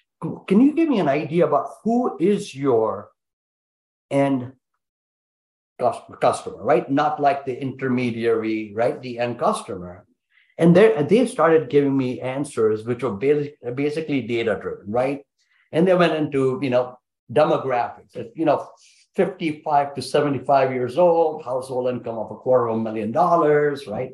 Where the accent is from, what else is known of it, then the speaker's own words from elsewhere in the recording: India; I'm Indian, man. We got big families